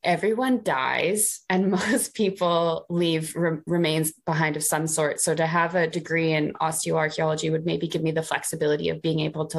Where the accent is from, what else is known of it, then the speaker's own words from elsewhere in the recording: Canada; moved away as an adult; now in United Kingdom; I'm Canadian and I studied Near Eastern and Classical